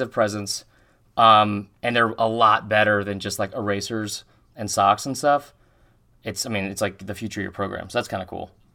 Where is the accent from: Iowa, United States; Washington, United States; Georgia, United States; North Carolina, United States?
Georgia, United States; Atlanta; I'm from Atlanta, and I live, like, right down the street from the Claremont Lounge